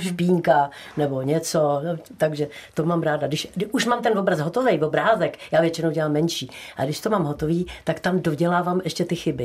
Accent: Prague, Czechia; moved away as an adult; now in Nový Jáchymov, Czechia; já jsem sice Pražačka, která je, já jsem se narodila v, na, na Národní sedm, lépe řečeno v poradnici u Apolináře

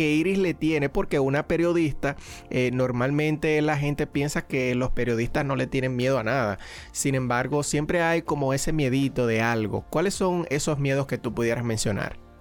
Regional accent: Dominican Republic; soy dominicano

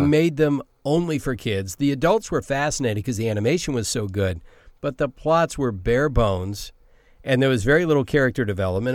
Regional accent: Savannah, Georgia, United States; also born or lived in Silver Spring, Maryland; now in Los Angeles, United States; I grew up in Savannah, Georgia

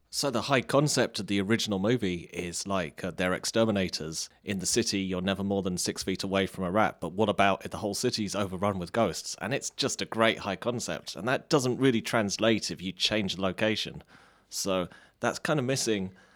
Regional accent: England, United Kingdom; I'm English

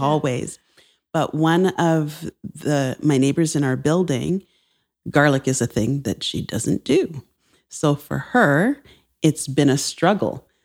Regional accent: Barbados; now in Toronto, Canada; I'm from Barbados

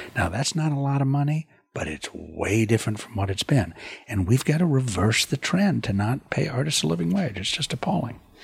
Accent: United States; also born or lived in Europe; I am an American artist

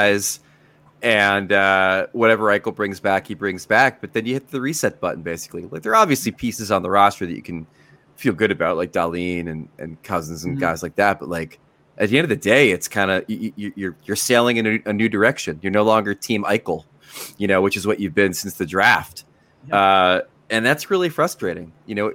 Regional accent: United States; as an American

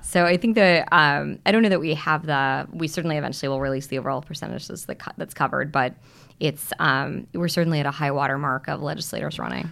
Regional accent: Missouri, United States; moved away; my home state of Missouri

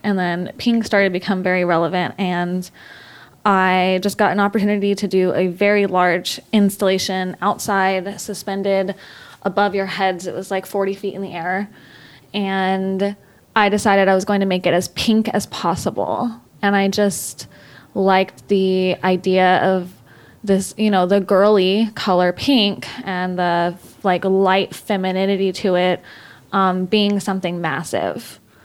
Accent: Texas, United States; moved away as an adult; now in Los Angeles, United States; I was born and raised in Texas. I lived there for 26 years before I moved here four years ago

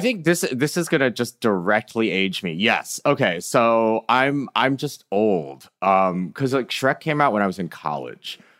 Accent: Michigan, United States; I am from Michigan

